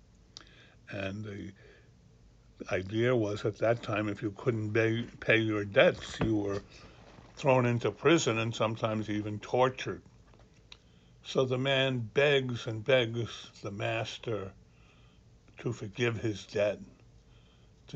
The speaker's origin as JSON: {"language": "English", "country": "Ireland", "moved": "yes", "lives_now": "Annapolis, United States", "said": "Being an Irishman"}